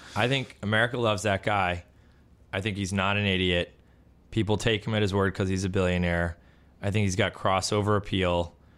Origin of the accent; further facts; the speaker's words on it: Buffalo, New York, United States; moved away; I grew up in Buffalo